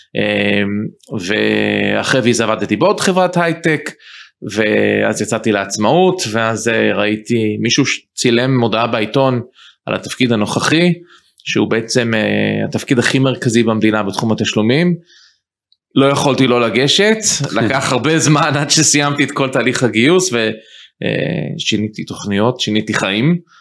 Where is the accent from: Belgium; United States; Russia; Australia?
United States; moved away as an adult; also born or lived in Israel / New York; now in Ramat HaSharon, Israel; גדלתי בארצות הברית, אני למדתי משפטים וחזרתי ארצה ממש באמצע שנות ה-20